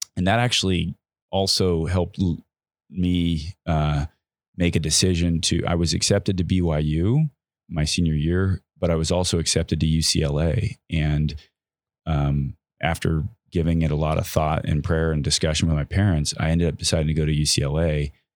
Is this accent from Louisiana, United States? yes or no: no; San Clemente, California, United States; I was also raised in California at a time in, in my hometown of San Clemente